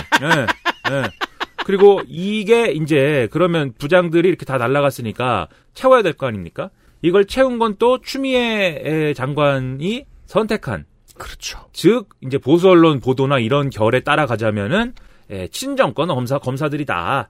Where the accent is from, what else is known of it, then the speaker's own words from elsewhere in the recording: Suwon, Gyeonggi Province, South Korea; 내 고향 수원에서도